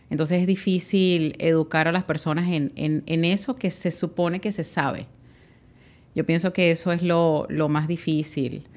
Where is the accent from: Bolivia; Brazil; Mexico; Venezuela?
Venezuela; Guatire, Miranda; moved away as an adult; now in United States; Yo soy de Guatire, en Venezuela